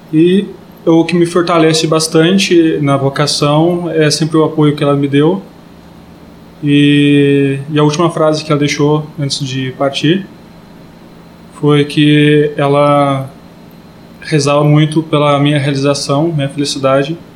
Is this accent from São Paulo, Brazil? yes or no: no; Aiuruoca, south of Minas Gerais, Brazil; sou de Iruoca, sul de Minas